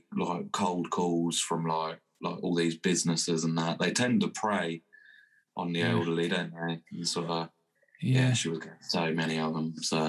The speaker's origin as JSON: {"language": "English", "country": "Ireland", "tie": "born or raised there", "also_born_or_lived": "England", "said": "My dad, I was born in England, but my dad moved to Ireland when I was 2.5."}